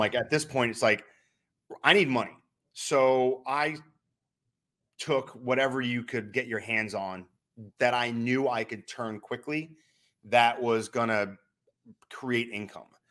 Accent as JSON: {"language": "English", "region": "New Hampshire", "country": "United States", "said": "I'm from New Hampshire"}